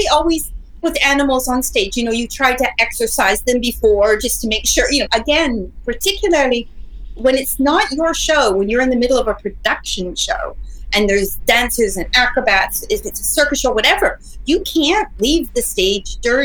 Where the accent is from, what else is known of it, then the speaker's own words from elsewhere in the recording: Canada; moved away as an adult; now in Las Vegas, United States; I was home. I'm Canadian. So I was visiting my family at Christmas for Canada